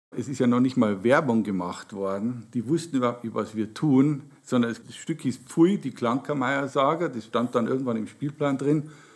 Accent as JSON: {"language": "German", "town": "Regensburg", "region": "Bavaria", "country": "Germany", "tie": "born or raised there", "also_born_or_lived": "Deggendorf", "said": "ich bin gebürtiger Deckendorfer, aber meine Heimatstadt ist Regensburg. Wir sind nach Regensburg gezogen, als ich ein Kind war"}